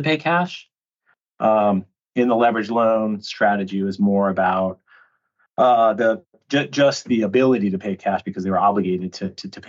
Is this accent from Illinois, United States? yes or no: no; Reno, Nevada, United States; I grew up in the Western US in a city called Reno, Nevada, which is like right outside of Lake Tahoe